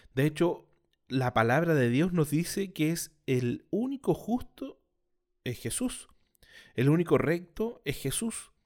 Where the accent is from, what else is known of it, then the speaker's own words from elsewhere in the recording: Chile; soy chileno.